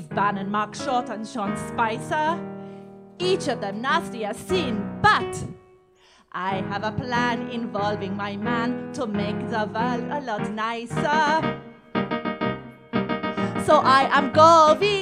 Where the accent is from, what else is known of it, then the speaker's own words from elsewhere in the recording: London, United Kingdom; I'm from London